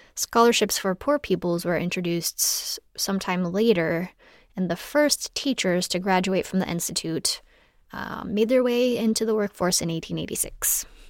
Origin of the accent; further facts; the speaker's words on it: New Mexico, United States; I grew up in New Mexico